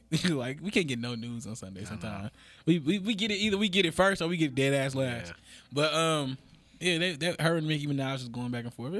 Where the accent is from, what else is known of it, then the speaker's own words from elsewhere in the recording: Oakland, California, United States; I'm from Oakland.